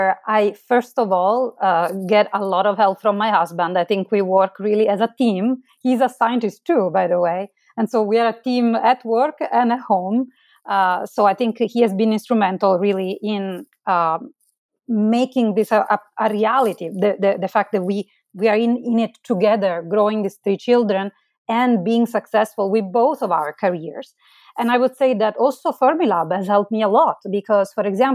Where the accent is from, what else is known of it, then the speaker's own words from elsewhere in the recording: Marsala, Sicily, Italy; moved away as an adult; now in United States; Originally, I'm from Italy. I grew up in Marsala. It's a town in southern Italy. I moved to the United States later on for my PhD